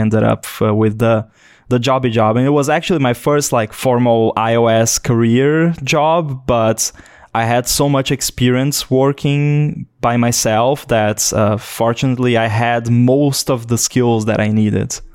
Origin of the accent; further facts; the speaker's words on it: Brazil; also born or lived in Florianópolis, Santa Catarina; I'm from Brazil